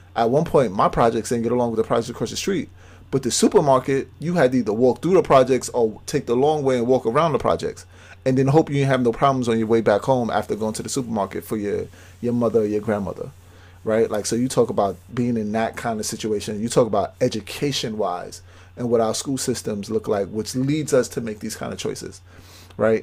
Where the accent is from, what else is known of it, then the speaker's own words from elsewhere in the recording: New York City, New York, United States; I grew up in Brownsville